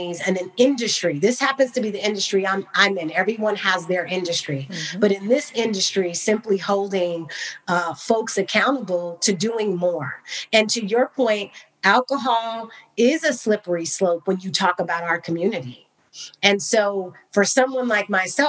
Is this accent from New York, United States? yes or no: no; Bay Area, California, United States; also born or lived in Cognac, France; I grew up in the Bay Area, spending time in Napa